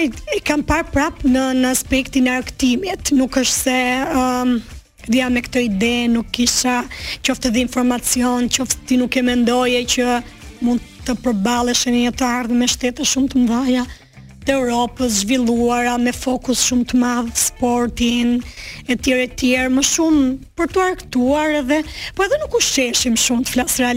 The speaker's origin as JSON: {"language": "Albanian", "town": "Durrës", "region": "Durrës County", "country": "Albania", "tie": "born or raised there", "also_born_or_lived": "Dibër", "said": "unë jam rritur në Durrës, më origjim jam nga Dibra."}